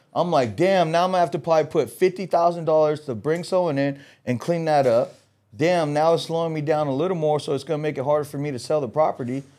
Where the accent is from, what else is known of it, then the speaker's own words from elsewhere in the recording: Los Angeles, California, United States; I'm from L A. I grew up in L A.